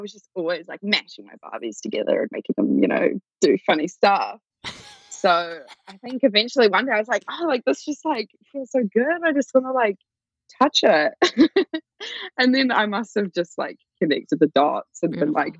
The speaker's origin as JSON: {"language": "English", "region": "Auckland", "country": "New Zealand", "tie": "born or raised there", "said": "I grew up in Auckland, which is probably like the biggest city in New Zealand. But I grew up in like a little town just out of it in the North Shore."}